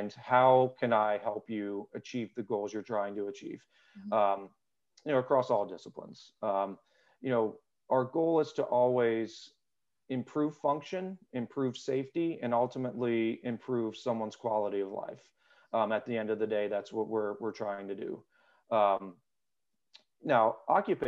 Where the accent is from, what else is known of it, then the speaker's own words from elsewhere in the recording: South Louisiana, United States; moved away as an adult; also born or lived in St. Augustine, Florida / Washington, District of Columbia, United States / California / Virginia Beach, Virginia; now in Richmond, United States; I was born and raised in South Louisiana